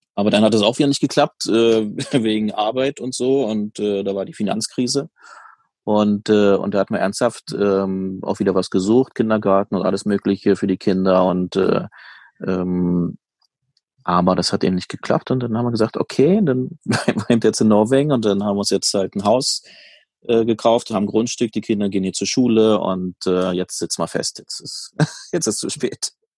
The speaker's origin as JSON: {"language": "German", "region": "Brandenburg", "country": "Germany", "tie": "born or raised there", "also_born_or_lived": "Tromsø / Oslo", "moved": "yes", "lives_now": "Norway", "said": "in meiner alten Heimat"}